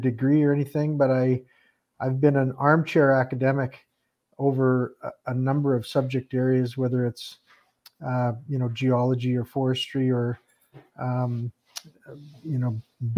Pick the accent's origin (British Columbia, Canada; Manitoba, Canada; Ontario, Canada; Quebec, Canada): British Columbia, Canada; Peachland; I grew up in Peachland.